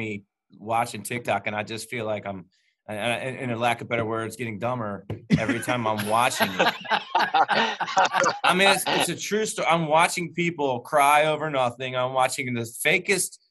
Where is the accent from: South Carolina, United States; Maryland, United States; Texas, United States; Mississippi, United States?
Maryland, United States; Baltimore; I'm from Baltimore, dude. There's nothing small about Baltimore.